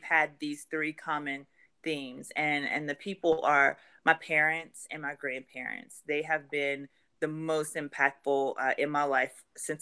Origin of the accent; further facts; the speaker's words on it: right outside of Baton Rouge, Louisiana, United States; moved away as an adult; now in Atlanta, United States; I'm from Louisiana. I love my state, where I'm from, right outside of Baton Rouge